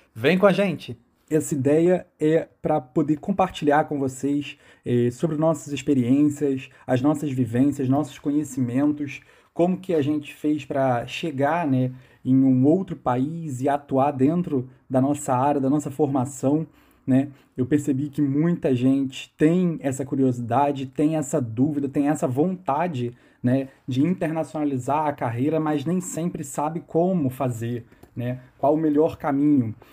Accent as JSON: {"language": "Portuguese", "town": "Niterói", "region": "Rio de Janeiro", "country": "Brazil", "said": "Eu sou de Niterói, no Rio de Janeiro"}